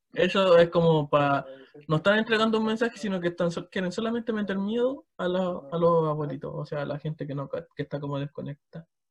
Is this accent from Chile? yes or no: yes; Chimbarongo, O'Higgins, Chile; yo soy de Chimbarongo